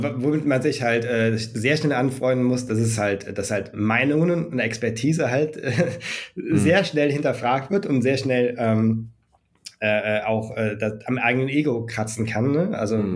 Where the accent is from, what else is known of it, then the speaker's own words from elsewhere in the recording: Germany; wie sind wir hier in Deutschland mit Games aufgewachsen